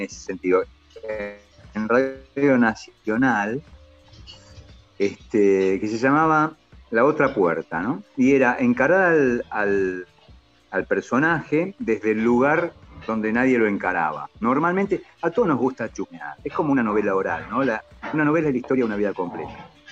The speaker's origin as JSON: {"language": "Spanish", "country": "Argentina", "said": "somos argentinos"}